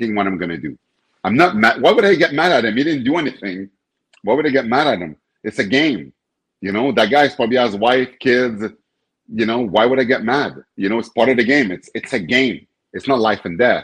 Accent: Montreal, Quebec, Canada; Montreal Canadiens, my hometown

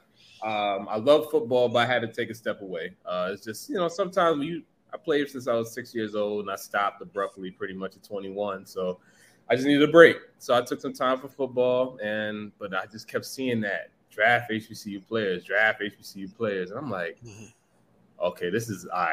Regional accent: New York City, New York, United States; also born or lived in Virginia; I'm a New Yorker

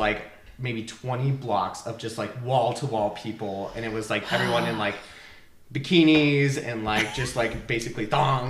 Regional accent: New Mexico, United States; maybe it's because I come from New Mexico

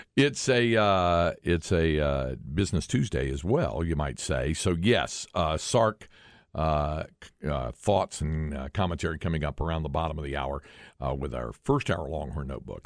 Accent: Greensboro, North Carolina, United States; now in Austin, United States; where I grew up in North Carolina

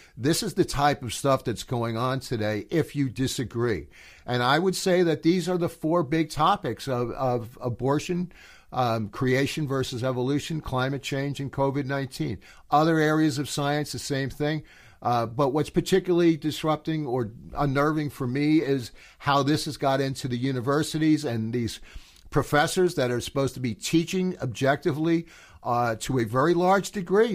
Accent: United States; I am an American

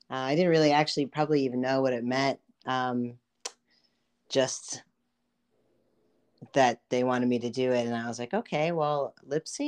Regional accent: Brookings, South Dakota, United States; also born or lived in California / Philippines; So I was born in California. I lived in the Philippines. I mostly grew up, if you will, in South Dakota, Brookings, South Dakota. So I went to middle school, high school, and most of my years of college in South Dakota.

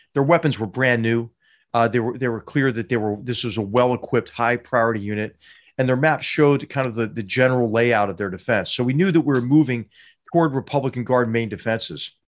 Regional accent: Philadelphia, Pennsylvania, United States; I grew up in Philadelphia, Pennsylvania

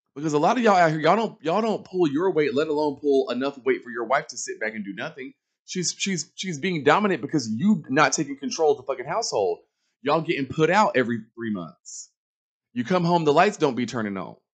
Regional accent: Charlotte, North Carolina, United States; moved away; I'm from Charlotte, knew nobody

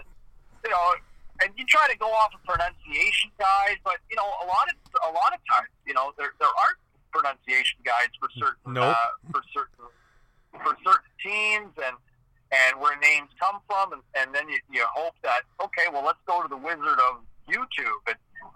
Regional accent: Ottawa, Ontario, Canada; as somebody who grew up in Eastern Ontario

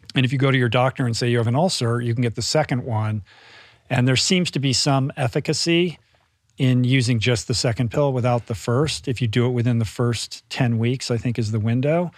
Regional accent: Bethesda, Maryland, United States; moved away; I grew up in the Washington, D C area in Bethesda, which is a suburb of Washington

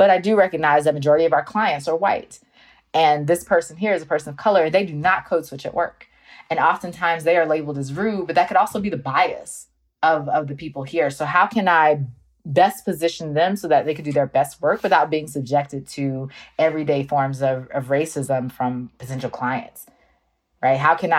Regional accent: North Carolina, United States; So now when I tell people I'm from North Carolina, they're like, you don't have an accent. You're not Southern. It's like, I am Southern.

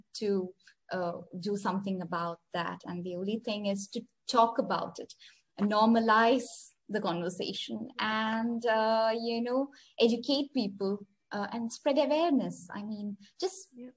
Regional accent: India; now in Oman; I am an Indian sitting in Oman, I currently live in a country in the Middle East called Oman

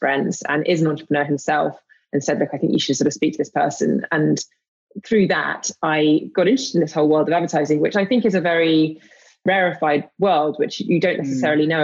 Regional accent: London, United Kingdom; I grew up in London.

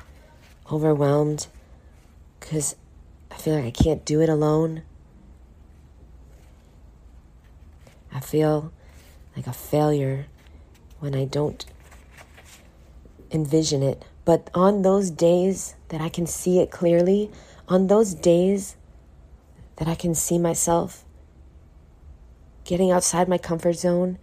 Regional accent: New York City, New York, United States; now in Miami, United States; I was born in poverty in Brooklyn, New York

